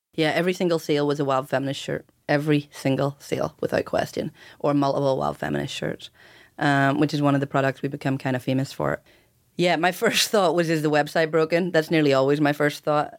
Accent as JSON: {"language": "English", "country": "Ireland", "tie": "born or raised there", "moved": "yes", "said": "growing up in Ireland"}